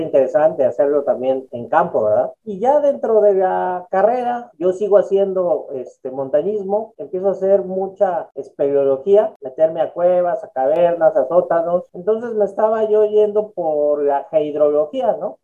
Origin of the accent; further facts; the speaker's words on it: Mexico City, Mexico; Yo soy originario de la Ciudad de México